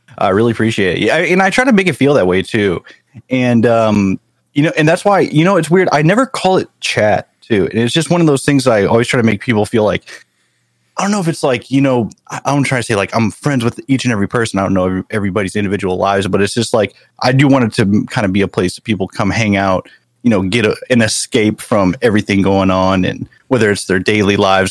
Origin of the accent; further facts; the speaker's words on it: St. Louis, Missouri, United States; moved away as an adult; also born or lived in San Jose, California; I grew up in good old Missouri. So yeah, I grew up in St. Louis, in like North County of St. Louis